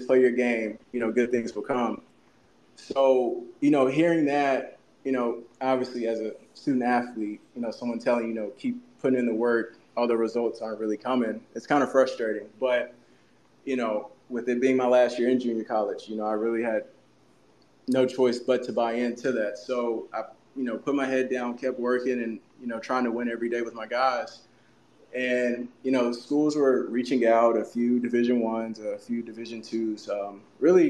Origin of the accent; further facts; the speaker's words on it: Memphis, Tennessee, United States; growing up in Memphis